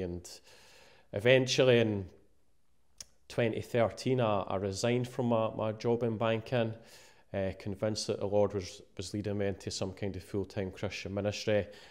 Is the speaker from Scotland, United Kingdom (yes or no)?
yes; Musselburgh, Scotland, United Kingdom; I grew up in a town called Mosselboro, eh, just outside Edinburgh